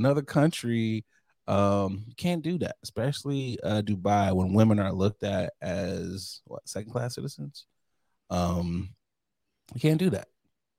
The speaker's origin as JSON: {"language": "English", "country": "United States", "said": "I'm an American."}